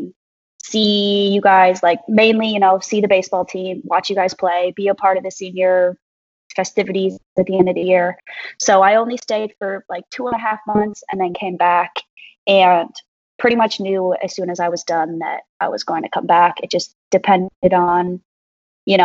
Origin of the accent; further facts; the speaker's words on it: Wisconsin, United States; moved away as an adult; also born or lived in Iowa; now in Houston, United States; I'm originally from Wisconsin and went to Iowa to play soccer there